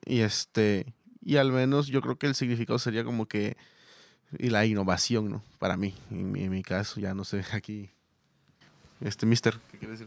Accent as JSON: {"language": "Spanish", "region": "Veracruz", "country": "Mexico", "moved": "yes", "lives_now": "Monterrey, Mexico", "said": "yo no soy ah, de Monterrey, o sea, yo vengo de Veracruz"}